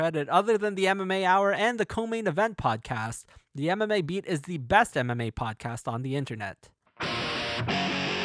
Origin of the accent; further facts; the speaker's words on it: Canada; my home country of Canada